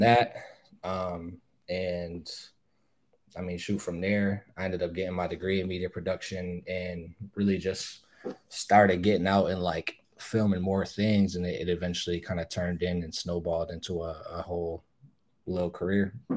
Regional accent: Buffalo, New York, United States; I grew up in Riverside

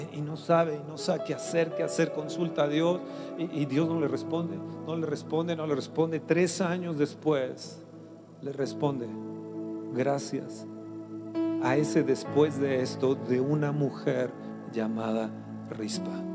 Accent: Mexico; Sana mi tierra. Sana mi México, Señor.

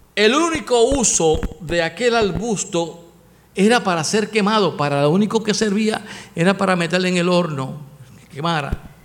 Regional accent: Puerto Rico; Los puertorriqueños tenemos un refrán

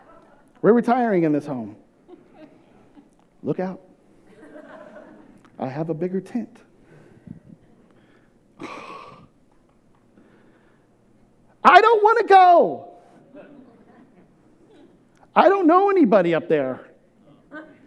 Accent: California, United States; moved away as an adult; also born or lived in Houston, Texas; I'm in my hometown. I'm surrounded by all my people, like, all my family, so many friends. I grew up in this town

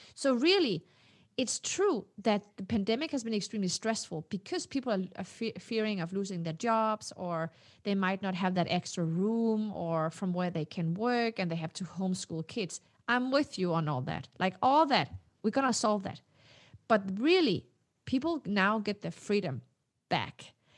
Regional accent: Denmark; English is a second language; also born or lived in Morocco; I was not born in Denmark. I was born in Morocco. So I got my citizenship when I was four. So, you know, I grew up understanding that I was not part of the elite

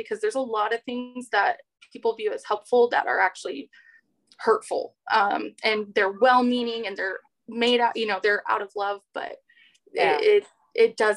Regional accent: Southern California, United States; moved away; also born or lived in North Dakota; I grew up in SoCal.

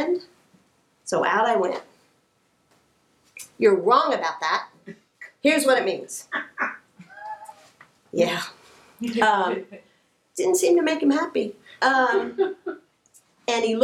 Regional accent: Kansas City, Missouri, United States; I grew up in Kansas City, Missouri

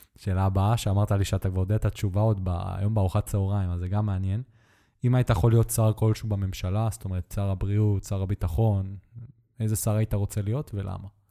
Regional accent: Netanya, Central District, Israel; moved away; גדלתי בנתניה

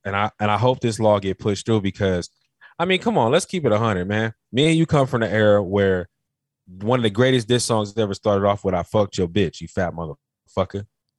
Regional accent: Carolina, United States; I told you in the last podcast I was from Carolina. Do you know about the Geechee niggas?

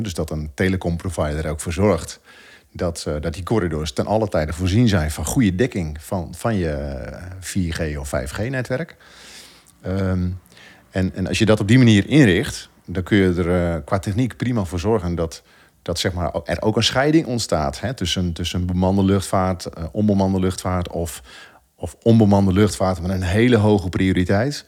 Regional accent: Netherlands

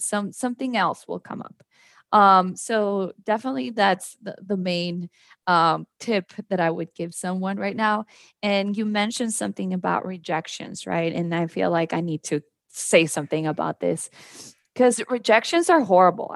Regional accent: Mexico; moved away as an adult; also born or lived in Mexico City, Mexico / San Antonio, Texas, United States; now in Austin, United States; So I'm actually originally from Mexico City. I moved to the border when I was very little, so had that border life experience where I lived in Mexico but crossed to the US to go to school

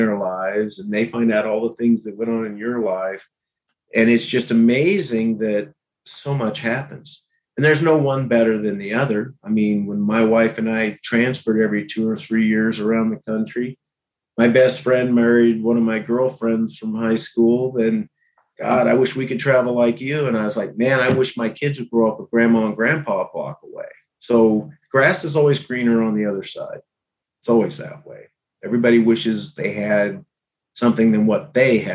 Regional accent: Abilene, Kansas, United States; moved away as an adult; also born or lived in Minnesota; Abilene, in 2016. Bought a house a block away from my mom and sister. My boyhood home, you know, was a block away.

